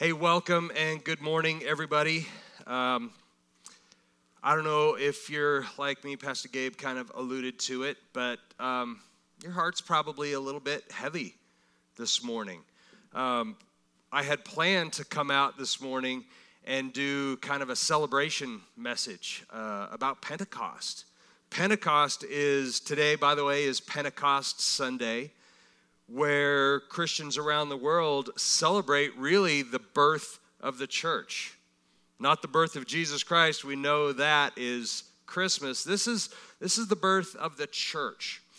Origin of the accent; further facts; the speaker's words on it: United States